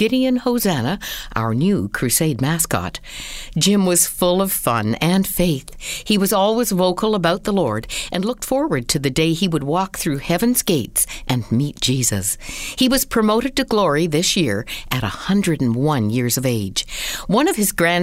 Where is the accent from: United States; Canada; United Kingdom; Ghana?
Canada; Peterborough, Ontario; my hometown of Peterborough, Ontario